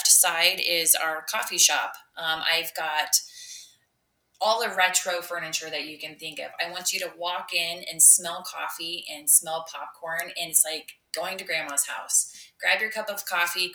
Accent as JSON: {"language": "English", "town": "Neola", "region": "Iowa", "country": "United States", "tie": "born or raised there", "said": "I grew up in Neola. I born and raised"}